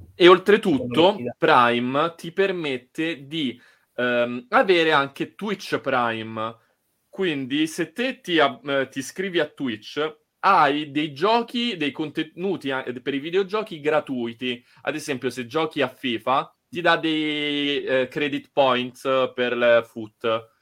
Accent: Rome, Lazio, Italy; siamo romani

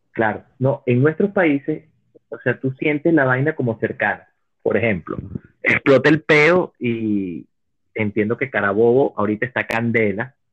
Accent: Cuba; now in United States; yo me vine de Cuba para venirme a morir aquí de una gripe.

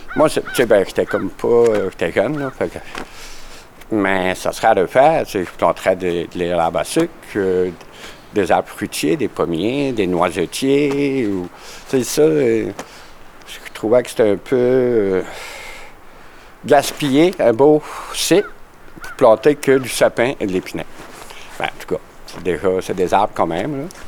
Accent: Îles-de-la-Madeleine, Quebec, Canada; c'est chez nous, au Petit-Bois. Euh, quand j'étais petit, c'était un champ

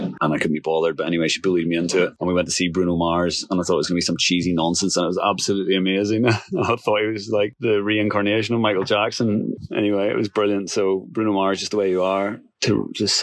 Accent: Northern Ireland, United Kingdom; moved away as an adult; also born or lived in England; after growing up in Northern Ireland, I went to university in England

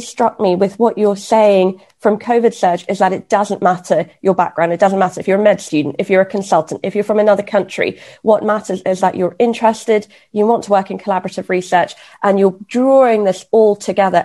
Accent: Kenya; moved away; So, actually, I grew up in Kenya.

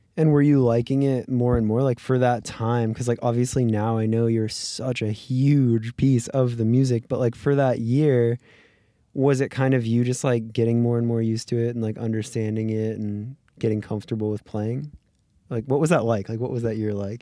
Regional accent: Florida, United States; now in Los Angeles, United States; I grew up in Florida

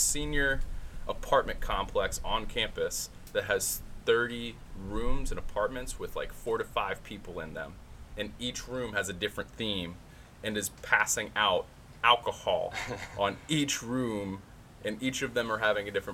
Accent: Delaware, United States; I'm from Delaware originally

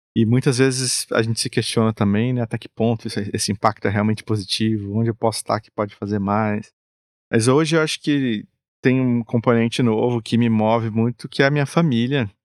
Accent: Brazil; nós como brasileiros

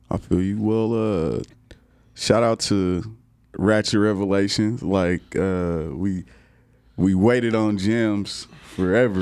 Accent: Kansas, United States; now in Texas, United States; I come from Kansas

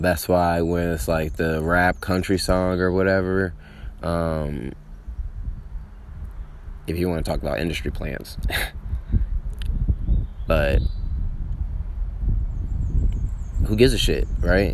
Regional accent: Atlanta, Georgia, United States; also born or lived in Chicago, Illinois; I'm from Atlanta, from the cities. Chicago is my birthplace

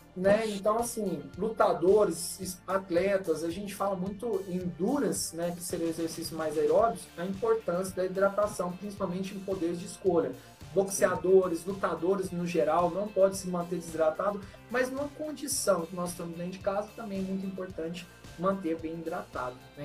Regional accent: Minas Gerais, Brazil; accent: mineiro; sou de Minas.

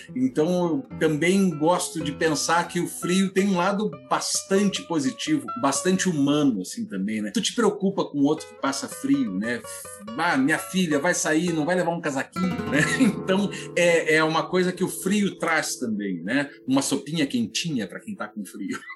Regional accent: Teresópolis, Rio de Janeiro, Brazil; Eu sou um serrano, eu sou de Teresópolis, estado do Rio

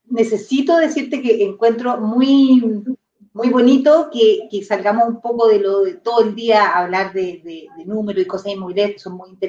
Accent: Gorbea, Araucanía, Chile; soy de Gordea, es un pueblo bien chico, eh, está cerca de Temuco. Soy nacida y criada, mis, papás también nacieron ahí.

